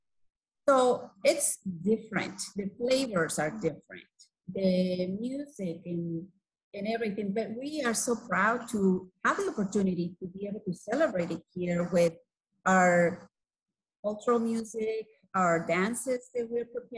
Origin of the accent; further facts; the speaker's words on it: Guatemala; first language Spanish; English is a second language; moved away as an adult; now in United States; I used to march in the parade at my high school when I was growing up in Guatemala